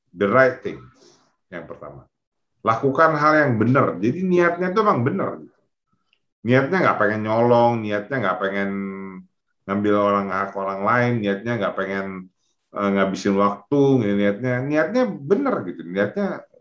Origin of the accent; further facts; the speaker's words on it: Pekanbaru, Riau, Indonesia; born there; also born or lived in Jakarta; mereka merantau dari kampung di Payakumbuh sana, kemudian ke Pekanbaru, saya lahir di Pekanbaru, kemudian ke Jakarta.